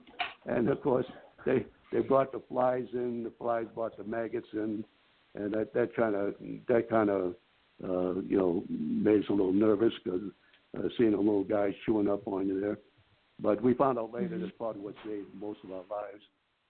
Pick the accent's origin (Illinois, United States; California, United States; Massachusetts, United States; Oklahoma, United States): Massachusetts, United States; Boston; I was born and raised in Boston. I could swim like a fish.